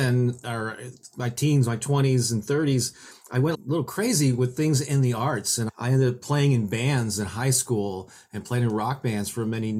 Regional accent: St. Louis, Missouri, United States; I was born and raised in St. Louis, Missouri, where I still live to this day.

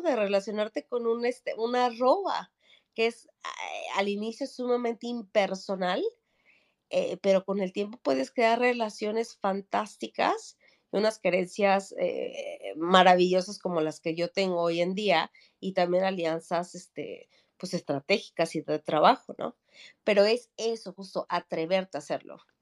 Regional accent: Mexico City, Mexico; moved away as an adult; now in Sweden; yo soy de la Ciudad de México

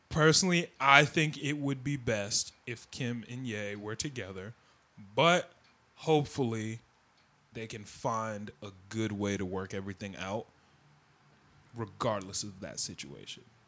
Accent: Oak Park, Illinois, United States; we're from Oak Park

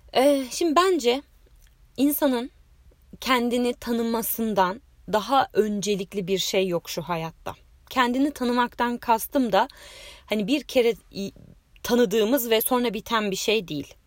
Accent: Bursa, Turkey; moved away as an adult; also born or lived in Istanbul; Bursalıyım. Ee, o zamana kadar da Bursa'da yaşadım, üniversiteye kadar.

